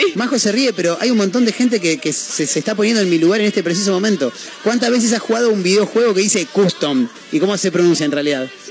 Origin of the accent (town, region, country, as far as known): Argentina